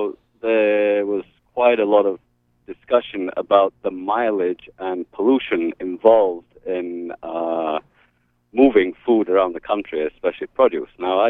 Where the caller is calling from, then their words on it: Hope, Maine, United States; I'm calling from Hope.